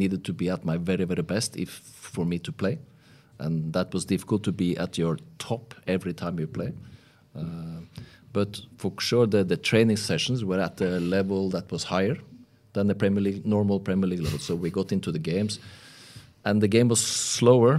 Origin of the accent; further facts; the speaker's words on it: Norway; I was from Norway.